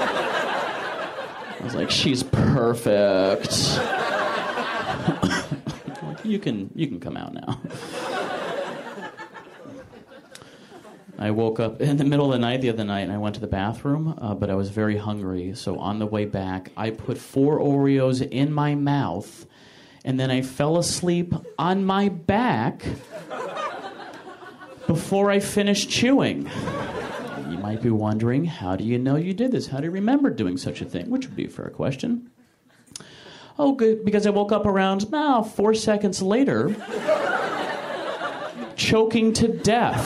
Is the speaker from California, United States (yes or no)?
no; Michigan, United States; moved away; I'm from Michigan